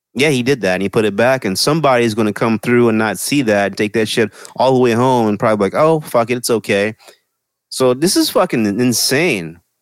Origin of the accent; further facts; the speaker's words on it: Lufkin, Texas, United States; now in Los Angeles, United States; in my hometown